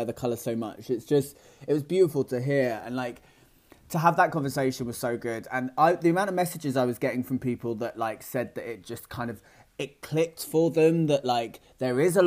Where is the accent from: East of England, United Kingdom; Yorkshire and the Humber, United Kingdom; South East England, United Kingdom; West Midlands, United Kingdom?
East of England, United Kingdom; Great Yarmouth; moved away as an adult; now in London, United Kingdom; I'm actually from a small town outside of Norwich called Great Yarmouth